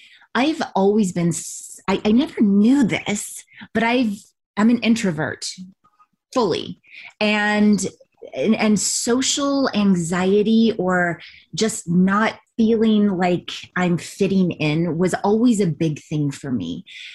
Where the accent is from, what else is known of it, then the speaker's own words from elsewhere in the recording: Ventura, California, United States; born there; also born or lived in Texas; I just had come out to LA because I was born in Ventura. So I had left Texas and I just was in a adventure mode.